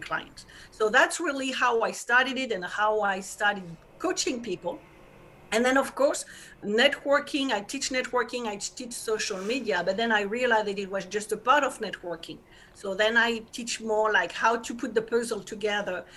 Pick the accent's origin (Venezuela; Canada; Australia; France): France; accent: French; English is a second language; moved away as an adult; now in New York, United States; I'm French, and I guess people will hear it with my accent